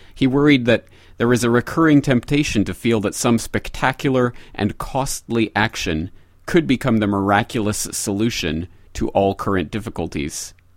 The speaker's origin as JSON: {"language": "English", "country": "Canada", "said": "speaking as a Canadian"}